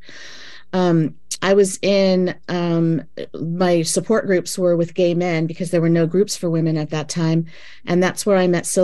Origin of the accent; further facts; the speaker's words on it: Los Angeles, California, United States; now in San Francisco, United States; I was born in Los Angeles and moved to San Francisco in 1986 when I was 23.